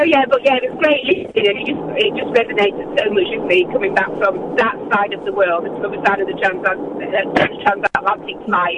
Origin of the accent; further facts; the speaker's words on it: Huddersfield, Yorkshire and the Humber, United Kingdom; moved away; also born or lived in Northampton; I was born in Huddersfield